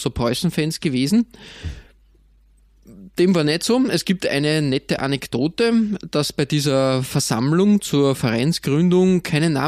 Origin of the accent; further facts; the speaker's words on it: Austria; als Österreicher muss man immer, immer, immer schauen, dass man nicht in die Schräglage kommt bei solchen großen Fangruppierungen.